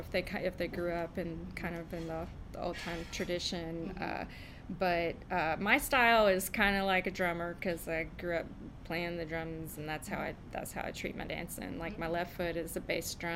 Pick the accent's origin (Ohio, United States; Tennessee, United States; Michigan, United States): Tennessee, United States; Nashville; moved away as an adult; also born or lived in Hendersonville, Tennessee; now in California, United States; I grew up in Tennessee mainly